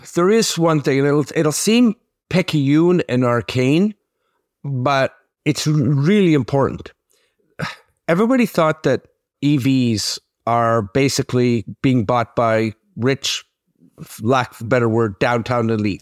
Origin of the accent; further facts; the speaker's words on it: Quebec, Canada; my hometown of Sitsin, Quebec